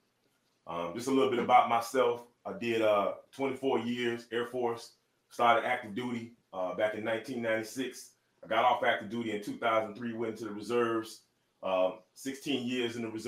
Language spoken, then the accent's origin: English; Miami, Florida, United States; I am from Miami